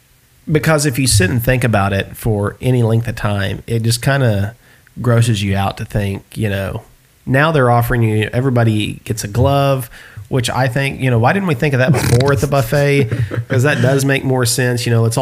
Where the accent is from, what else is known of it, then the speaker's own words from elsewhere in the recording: the South, United States; I was born and raised in the South.